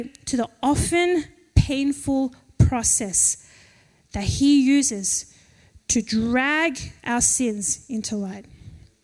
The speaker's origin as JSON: {"language": "English", "town": "Penrith", "region": "New South Wales", "country": "Australia", "said": "we're from Penrith"}